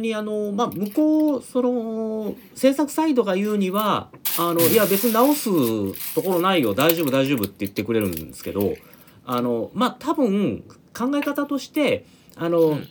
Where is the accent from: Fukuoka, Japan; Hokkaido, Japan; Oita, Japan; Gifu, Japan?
Oita, Japan; accent: Kyushu; 地元で大分でそういった仕事をもらうことがある